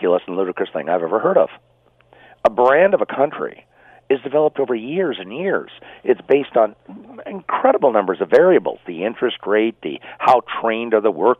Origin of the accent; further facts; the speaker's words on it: Ottawa, Ontario, Canada; I've lived in Ottawa all my life.